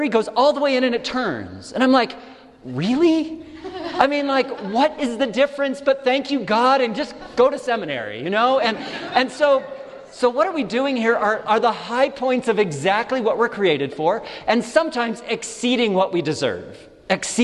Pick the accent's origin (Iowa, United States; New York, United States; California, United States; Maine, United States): California, United States; now in Denver, United States; California, my home state